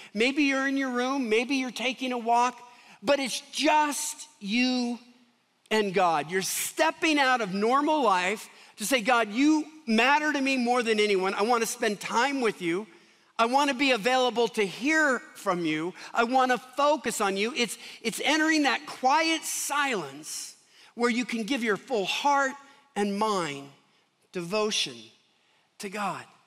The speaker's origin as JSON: {"language": "English", "town": "Seattle", "region": "Washington", "country": "United States", "tie": "born or raised there", "moved": "yes", "lives_now": "Denver, United States", "said": "I come from Seattle"}